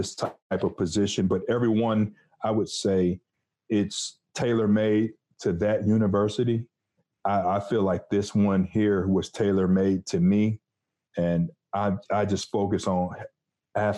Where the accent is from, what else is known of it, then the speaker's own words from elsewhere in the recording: Detroit, Michigan, United States; moved away as an adult; also born or lived in Missouri; I'm from Detroit, Michigan, the Motor City. And I had a great time growing up there